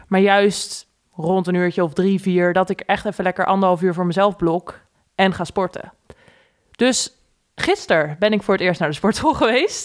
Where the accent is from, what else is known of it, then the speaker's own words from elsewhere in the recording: Gouda, South Holland, Netherlands; moved away as an adult; also born or lived in The Hague / De Bilt / Utrecht; now in Leersum, Netherlands; wij zijn geboren in Den Haag. Daarna zijn we naar Gouda verhuisd, al relatief snel